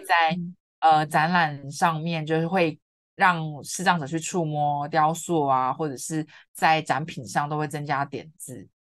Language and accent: Chinese; Kaohsiung, Taiwan; moved away as an adult; also born or lived in Yunlin / Taipei; 我之前都是在高雄嘛，因为我是高雄人，是。然后在云林读书